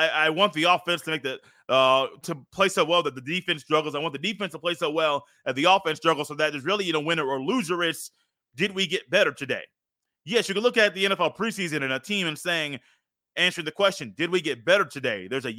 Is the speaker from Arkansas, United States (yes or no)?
no; Indiana, United States; born there; from the state that I was born in Indiana